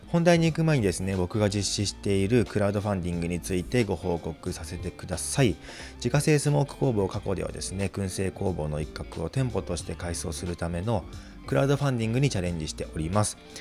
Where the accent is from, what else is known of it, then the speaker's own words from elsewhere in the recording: Chiba, Japan; moved away as an adult; 地元の千葉県にあるのであれば